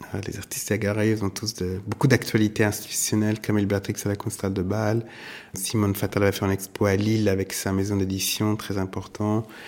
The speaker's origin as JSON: {"language": "French", "country": "Italy", "also_born_or_lived": "New York, United States", "moved": "yes", "lives_now": "Paris, France", "said": "je suis italien"}